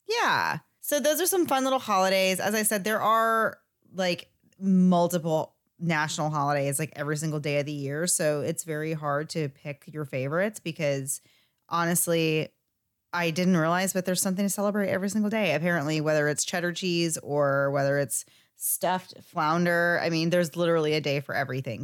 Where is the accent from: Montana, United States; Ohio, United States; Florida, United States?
Florida, United States; we are from Florida